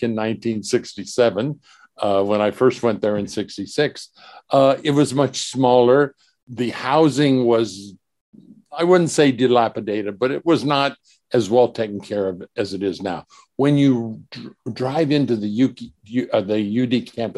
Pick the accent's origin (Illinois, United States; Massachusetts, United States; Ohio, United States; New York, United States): Ohio, United States; Wapakoneta; moved away as an adult; also born or lived in Brunnerdale, Ohio; now in Switzerland; I grew up in Wapakoneta, Ohio, just north of Dayton